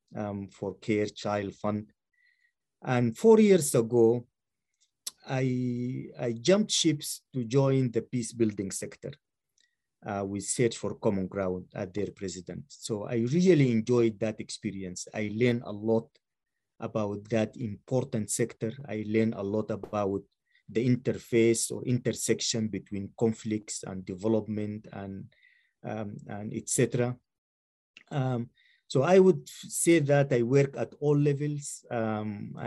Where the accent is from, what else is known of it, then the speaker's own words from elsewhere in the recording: Sudan; moved away as an adult; I was born and raised in Sudan.